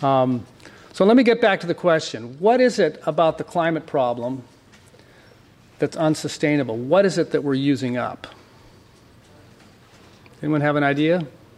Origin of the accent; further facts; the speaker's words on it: San Diego, California, United States; I was born in La Jolla in the late 1950s